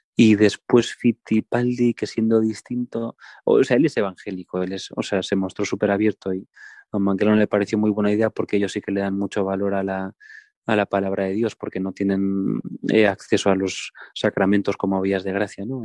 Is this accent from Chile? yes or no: no; Santiago de Compostela, Galicia, Spain; yo soy de Santiago de Compostela